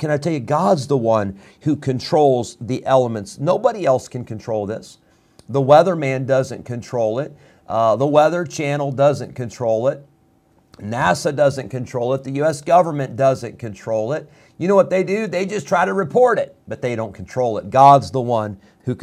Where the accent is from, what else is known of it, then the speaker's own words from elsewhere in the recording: Illinois, United States; now in North Carolina, United States; I grew up in Illinois.